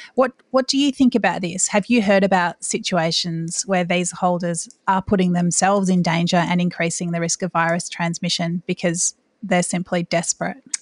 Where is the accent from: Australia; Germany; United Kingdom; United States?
Australia; as an Australian